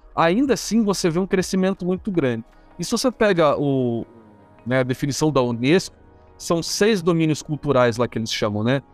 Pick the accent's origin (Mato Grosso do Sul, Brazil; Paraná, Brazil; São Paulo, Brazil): Paraná, Brazil; Curitiba; eu sou de Curitiba, né? Aqui em Curitiba